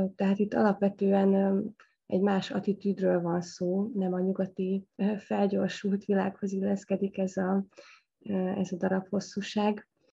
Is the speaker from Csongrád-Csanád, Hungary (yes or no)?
no; Debrecen, Hajdú-Bihar, Hungary; Debrecen, hogy az én szülővárosom